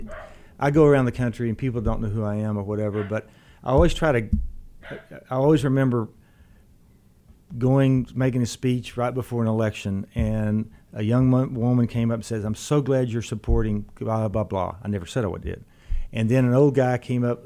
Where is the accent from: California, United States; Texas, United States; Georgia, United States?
Texas, United States; Brownwood; moved away; I went home to my hometown in Brownwood